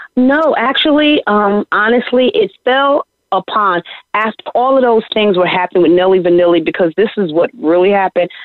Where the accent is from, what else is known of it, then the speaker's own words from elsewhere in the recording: East Orange, New Jersey, United States; I'm very proud of my hometown, East Orange.